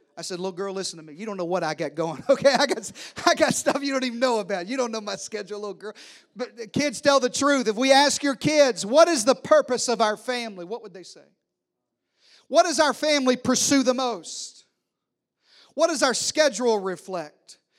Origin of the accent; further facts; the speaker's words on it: the South, United States; I'm from the South